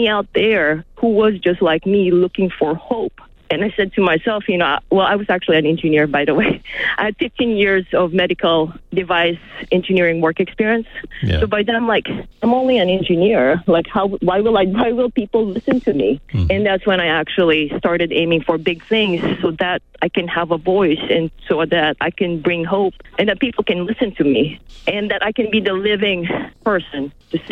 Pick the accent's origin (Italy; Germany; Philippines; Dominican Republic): Philippines; now in Los Angeles, United States; I grew up in the Philippines